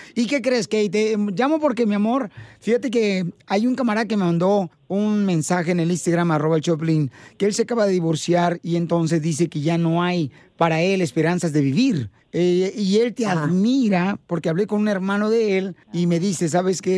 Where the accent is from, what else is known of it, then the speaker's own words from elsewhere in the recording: Ocotlán, Jalisco, Mexico; moved away; Ocotlán, Jalisco, mi tierra natal